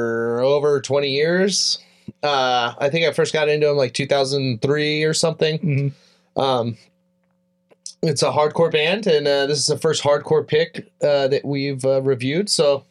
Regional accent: Tehachapi, California, United States; I grew up in Tehachapi, California

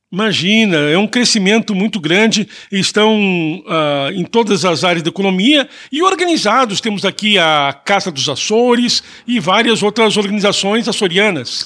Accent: Porto Alegre, Rio Grande do Sul, Brazil; now in Toronto, Canada; a minha cidade, Porto Alegre

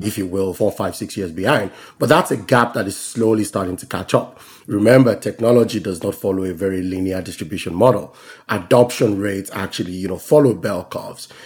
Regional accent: Nigeria; moved away as an adult; also born or lived in London; born and raised in Nigeria, went to primarily through undergraduate in Nigeria

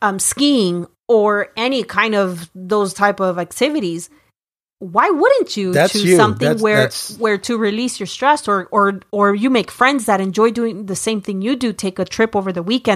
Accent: Florida, United States; I come from Florida, which is...

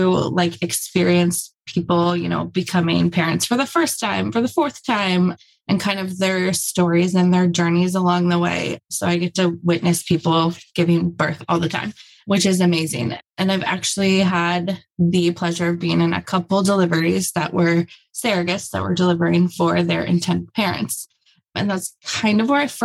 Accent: Cincinnati, Ohio, United States; I grew up in Cincinnati

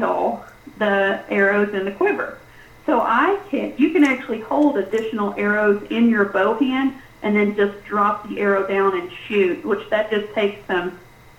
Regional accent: South Texas, United States; moved away; I'm Tex, almost Mex. I was born in South Texas, and so I'm used to heat

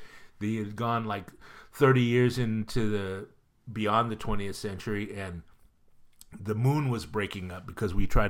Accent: Pleasanton, California, United States; I was raised in Pleasanton with no AC.

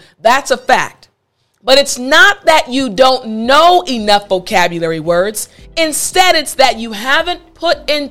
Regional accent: United States; also born or lived in South Korea; in America, there are so many different cultures

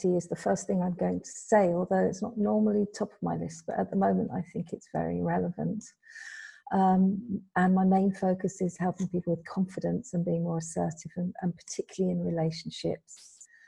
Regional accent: United Kingdom; moved away as an adult; now in Spain; Yes, so originally I'm from the UK. I was brought up in the UK.

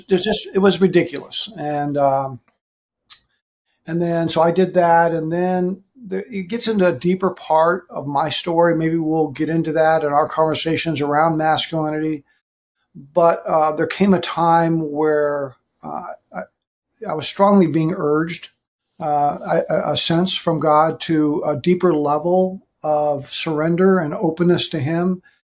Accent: Southern California, United States; also born or lived in Hawaii; now in Texas, United States; In California, I grew up. I was raised in Southern California, so I'm I'm here in Texas.

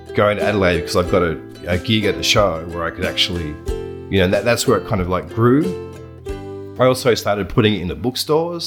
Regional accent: Buninyong, Victoria, Australia; moved away as an adult; also born or lived in Ballarat / China; I grew up in Buninyong from the age of 12 onwards, and then I moved into Ballarat for a few years there

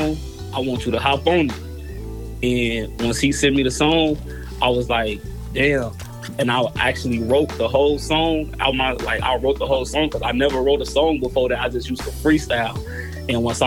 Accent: Chicago Heights, Illinois, United States; also born or lived in Minnesota; I grew up in Chicago and I lived in Minnesota as well

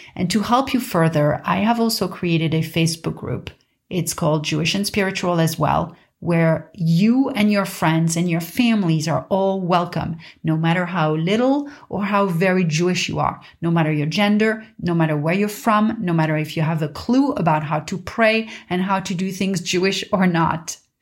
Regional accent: Paris, Île-de-France, France; I grew up in Paris, in a quiet neighborhood of Paris

